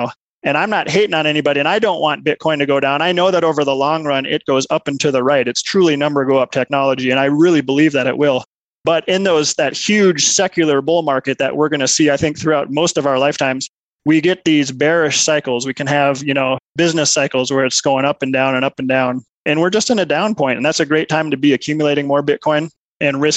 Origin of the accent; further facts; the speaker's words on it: Minnesota, United States; moved away as an adult; also born or lived in Milwaukee; now in Colorado Springs, United States; I grew up in Minnesota